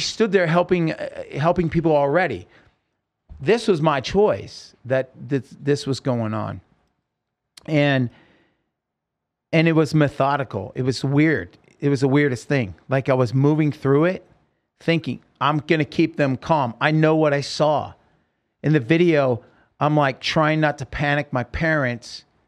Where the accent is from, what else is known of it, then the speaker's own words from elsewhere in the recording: Oregon, United States; I grew up in Oregon